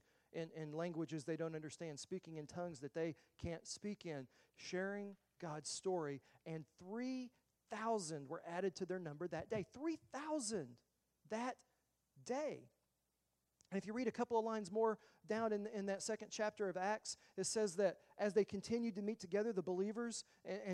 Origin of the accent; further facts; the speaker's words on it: the South, United States; I grew up in the South.